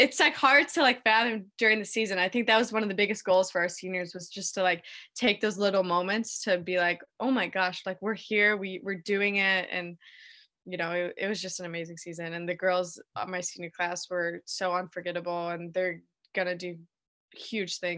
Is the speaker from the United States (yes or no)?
yes; Naperville, Illinois, United States; Yeah, so I grew up in Naperville, Illinois, right outside of Chicago.